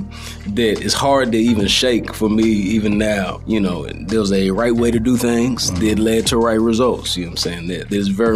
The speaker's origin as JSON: {"language": "English", "town": "DeSoto", "region": "Texas", "country": "United States", "tie": "born or raised there", "said": "I grew up in a suburb south of Dallas, so in DeSoto, and that's where I currently live"}